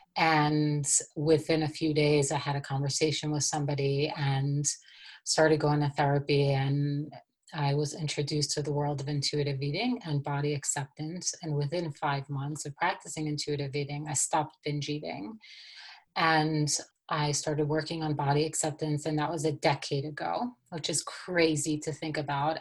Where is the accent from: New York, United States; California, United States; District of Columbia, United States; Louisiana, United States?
New York, United States; New York City; now in Colorado, United States; And so I grew up in Brooklyn, New York, and I was born and raised into a Hasidic community in Brooklyn.